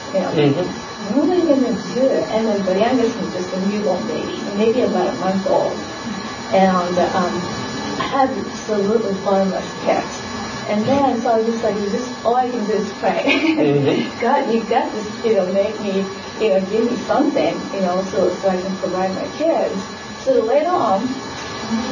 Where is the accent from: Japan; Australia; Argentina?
Japan; now in United States; I came from Japan.